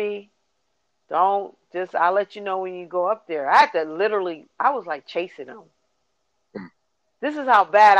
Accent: Milwaukee, Wisconsin, United States; I was from Milwaukee

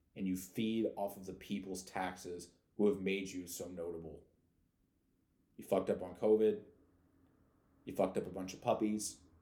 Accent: St. Louis, Missouri, United States; I come from St. Louis, which is per capita the most dangerous city in the United States

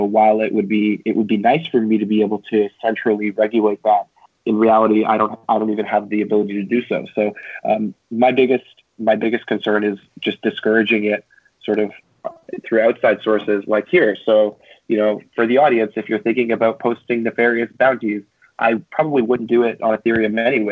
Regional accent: Canada; now in United States; I'm a Canadian citizen and I'm currently in the States.

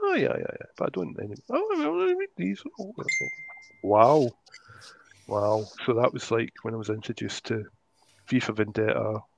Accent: Ardrossan, Scotland, United Kingdom; I'm from Madrossan.

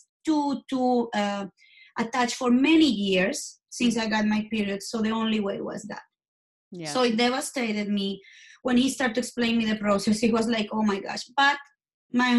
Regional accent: Colombia; English is a second language; moved away; I'm from Colombia.

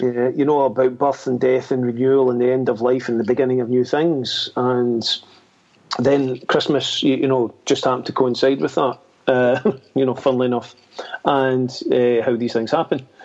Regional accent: Scotland, United Kingdom; being Scottish

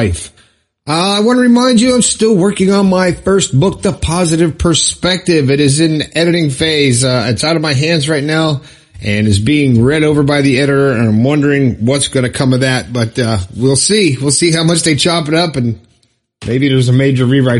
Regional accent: Florida, United States; Inverness, Florida, my home state

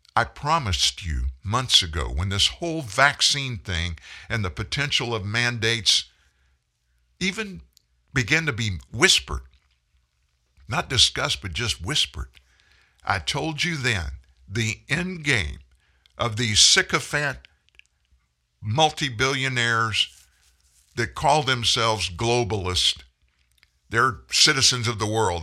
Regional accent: United States; I'm, I'm an American

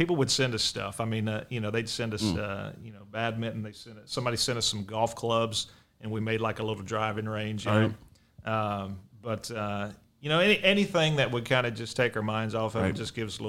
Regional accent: Indianapolis, Indiana, United States; moved away; I grew up in Indianapolis.

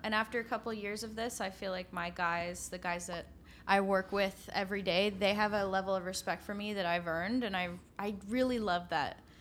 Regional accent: Guelph, Ontario, Canada; I'm from Guelph

